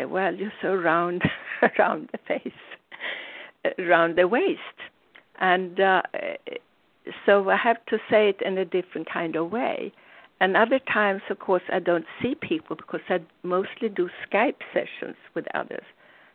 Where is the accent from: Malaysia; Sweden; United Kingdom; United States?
Sweden; When I grew up in Sweden